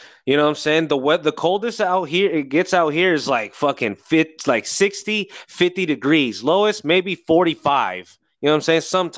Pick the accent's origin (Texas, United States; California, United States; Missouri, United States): California, United States; Bay Area; I'm from the Bay Area.